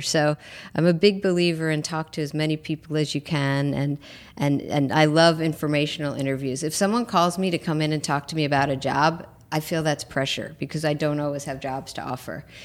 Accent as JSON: {"language": "English", "region": "New York", "country": "United States", "moved": "as an adult", "lives_now": "Los Angeles, United States", "said": "I'm a New Yorker who lives in L"}